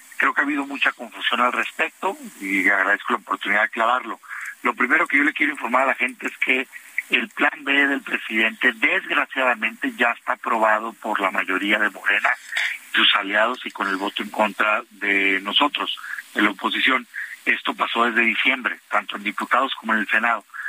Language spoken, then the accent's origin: Spanish; Mexico; a mí como mexicano